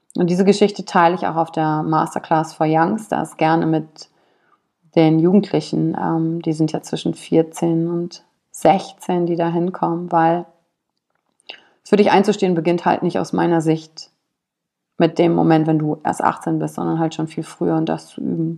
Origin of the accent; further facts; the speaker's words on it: Wülfrath, North Rhine-Westphalia, Germany; also born or lived in Shanghai; aufgewachsen bin ich in Wülfrath